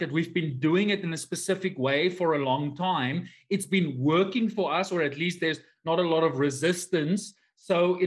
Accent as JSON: {"language": "English", "country": "South Africa", "said": "I am from South Africa"}